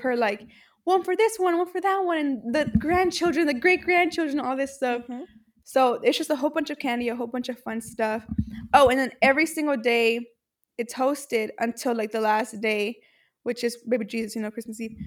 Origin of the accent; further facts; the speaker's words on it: Mexico; I am from Mexico